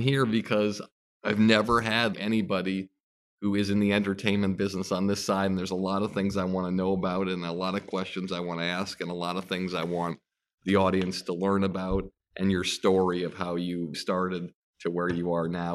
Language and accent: English; Longmeadow, Massachusetts, United States; growing up in Long Meadow, Massachusetts